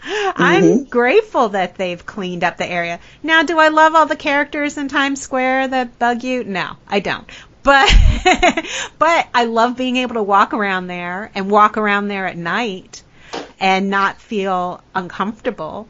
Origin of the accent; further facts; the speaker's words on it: United States; accent: American; my American accent